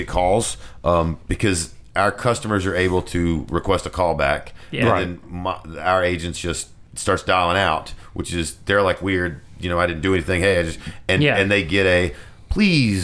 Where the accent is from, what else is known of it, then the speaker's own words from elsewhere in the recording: Morristown, Tennessee, United States; In my hometown of Morristown, not too far from here